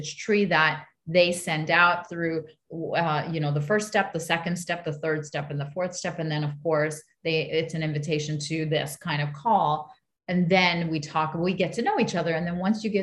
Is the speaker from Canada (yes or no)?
yes; Montreal, Quebec, Canada; I'm the child of immigrants, but I was born in Montreal. So I was born here